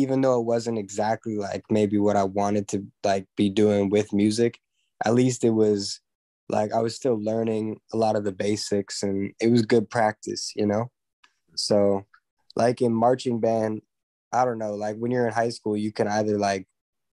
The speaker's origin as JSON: {"language": "English", "town": "Los Angeles", "region": "California", "country": "United States", "tie": "born or raised there", "said": "I grew up here"}